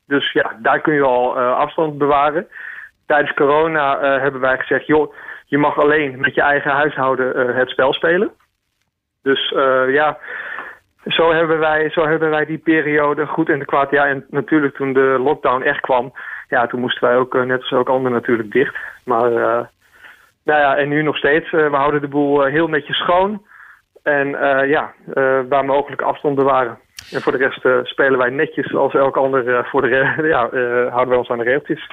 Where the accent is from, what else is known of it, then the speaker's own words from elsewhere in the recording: Groningen, Netherlands; moved away; also born or lived in Amsterdam; mijn roots liggen in Groningen